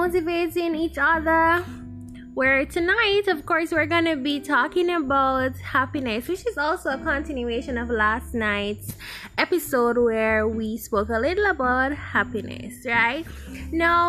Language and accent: English; Jamaica; we're Jamaican.